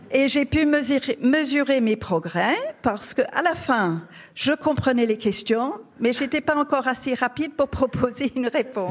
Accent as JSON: {"language": "French", "country": "United Kingdom", "also_born_or_lived": "Saint-Jean-Goul National, France", "second_language": "French", "moved": "yes", "lives_now": "France", "said": "Je suis britannique d'origine"}